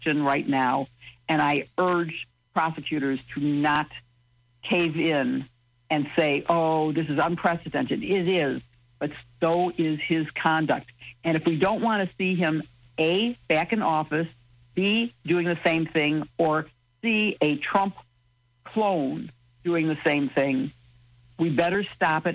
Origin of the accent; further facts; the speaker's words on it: Chicago, Illinois, United States; also born or lived in Champaign, Illinois / Springfield, Illinois; I'm from Chicago. I went to school in Champaign